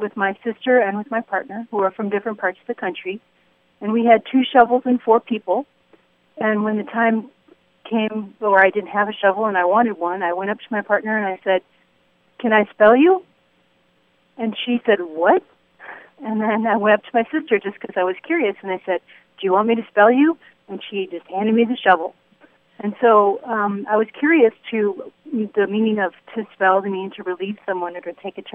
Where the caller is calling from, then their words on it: Royal Oak, Michigan, United States; I'm calling from Royal Oak, Michigan